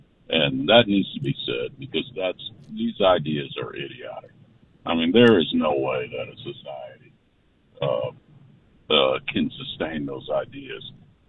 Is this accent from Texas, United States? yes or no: yes; San Antonio, Texas, United States; born there; I was born here in San Antonio, but I did not grow up here. But I had to move back a couple of years ago.